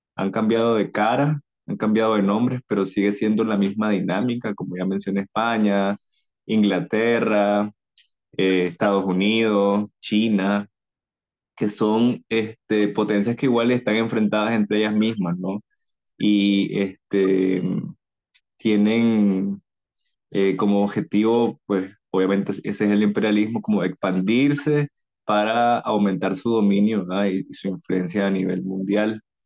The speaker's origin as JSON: {"language": "Spanish", "country": "Nicaragua", "tie": "born or raised there"}